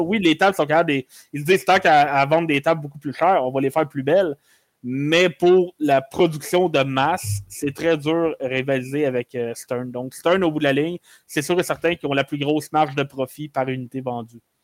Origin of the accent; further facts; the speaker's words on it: Quebec, Canada; je suis Canadien